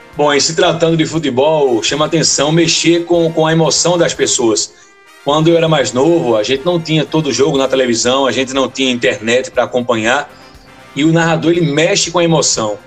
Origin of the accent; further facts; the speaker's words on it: Recife, Pernambuco, Brazil; moved away as an adult; now in Garanhuns, Brazil; hoje eu estou em Garanhões, há 19 anos, eu entrei na rádio, sou de Recife